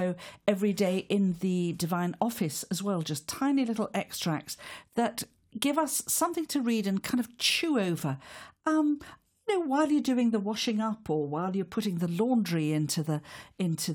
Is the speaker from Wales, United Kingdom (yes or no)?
yes; Wales, United Kingdom; As a Welsh woman